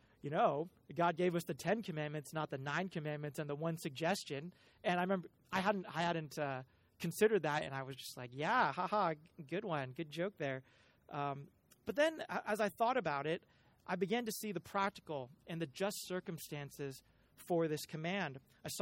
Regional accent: Cupertino, California, United States; I am a child of the Bay Area. I grew up in Cupertino

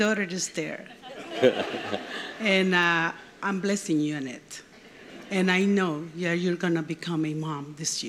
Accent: Honduras; now in Mexico; I'm Honduran, but I'm living in Mexico because of work

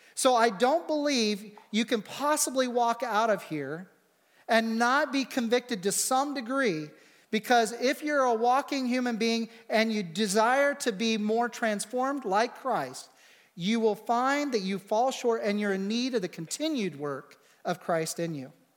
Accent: United States

